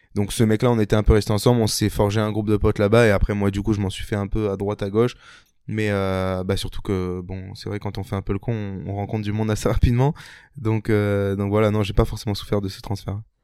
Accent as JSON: {"language": "French", "town": "Toulon", "region": "Provence-Alpes-Côte d'Azur", "country": "France", "tie": "born or raised there", "said": "j'ai grandi à Toulon, donc dans la petite ville de Toulon, euh, dans le sud de la France"}